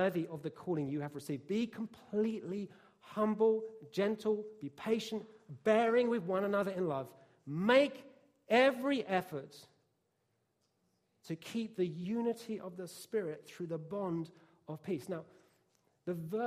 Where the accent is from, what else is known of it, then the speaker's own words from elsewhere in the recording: Bishop's Stortford, East of England, United Kingdom; I'm white British, from downtown Bishopsthortford in Hertfordshire, which is a pretty rough place to grow up